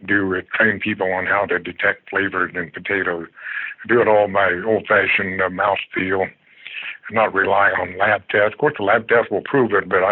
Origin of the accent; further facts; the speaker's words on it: Kansas, United States; also born or lived in Washington State; now in Everett, United States; I'm from the Midwest, from Kansas